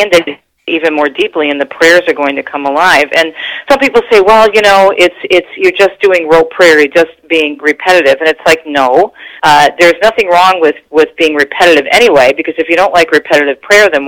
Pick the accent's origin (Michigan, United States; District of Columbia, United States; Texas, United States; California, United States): Michigan, United States; Detroit; also born or lived in East Coast; I was raised here in Michigan